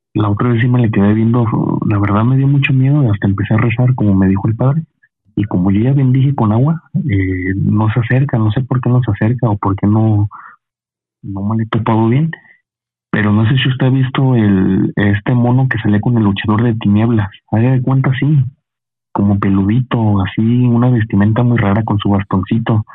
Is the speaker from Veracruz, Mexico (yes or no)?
yes; Veracruz, Mexico; now in Tlaxcala, Mexico; yo tengo poco viviendo, yo soy de Veracruz